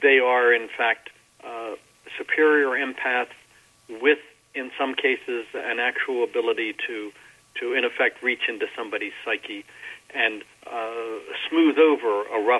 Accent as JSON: {"language": "English", "town": "Baltimore", "region": "Maryland", "country": "United States", "tie": "born or raised there", "said": "we grew up in Baltimore. I grew up in a kind of a strange situation, is that my parents moved out of a very bad section of Baltimore when I was fairly young"}